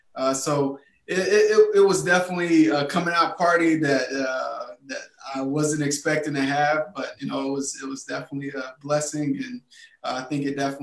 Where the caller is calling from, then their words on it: Houston, Texas, United States; Yeah, I'm calling in from Houston, Texas, H-Town.